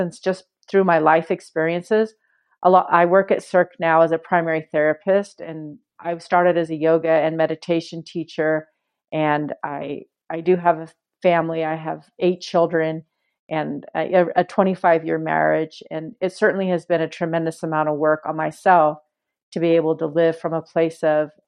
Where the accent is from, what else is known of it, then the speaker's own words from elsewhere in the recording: Walnut Creek, California, United States; I grew up in Walnut Creek